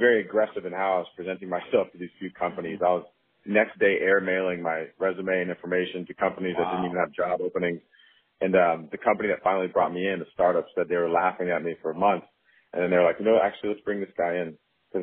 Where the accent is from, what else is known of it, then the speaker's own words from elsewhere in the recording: Bay Area, California, United States; also born or lived in Los Angeles; I grew up in the Bay Area and moved to Los Angeles to go to school at USC